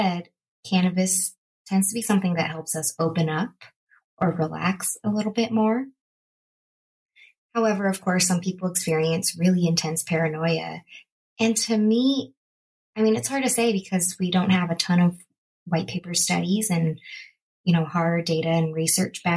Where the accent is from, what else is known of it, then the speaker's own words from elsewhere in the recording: Bay Area, California, United States; also born or lived in Los Angeles, California; the Bay Area where I grew up